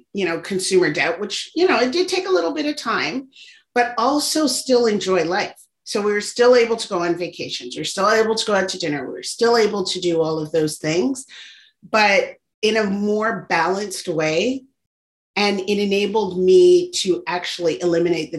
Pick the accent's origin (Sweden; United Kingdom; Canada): Canada; Toronto, Ontario; I was born and raised in Toronto, Canada, and my parents were immigrants from Barbados.